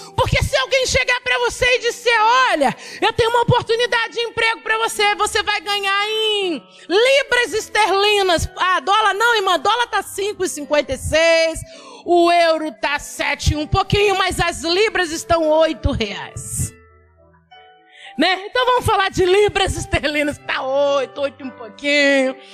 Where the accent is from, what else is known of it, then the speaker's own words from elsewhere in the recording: Ilhéus, Bahia, Brazil; eu nasci em Ilhéus, lá no interiorzão, no mangue. Hoje em dia Ilhéus tem até aeroporto, mas na minha época era mangue